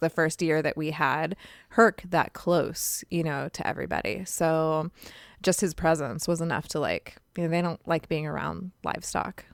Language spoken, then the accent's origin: English; California, United States; accent: California; my California accent